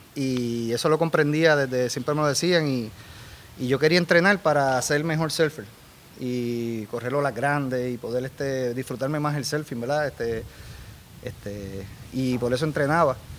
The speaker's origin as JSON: {"language": "Spanish", "town": "Dorado", "country": "Puerto Rico", "tie": "born or raised there", "also_born_or_lived": "Los Angeles / San Diego", "said": "soy de Dorado toda la vida."}